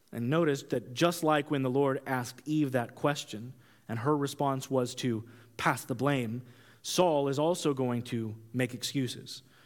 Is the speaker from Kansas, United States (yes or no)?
yes; Kansas, United States; I grew up in Kansas